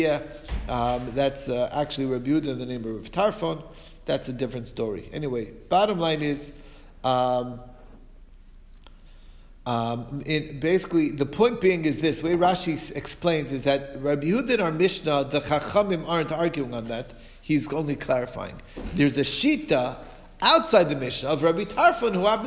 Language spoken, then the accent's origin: English; Muncie, Indiana, United States; growing up in Muncie